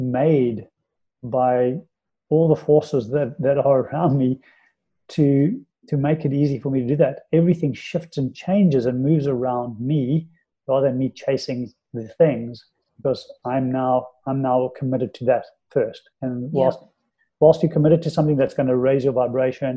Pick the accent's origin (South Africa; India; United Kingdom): South Africa; moved away; being in South Africa and living in South Africa and growing up in South Africa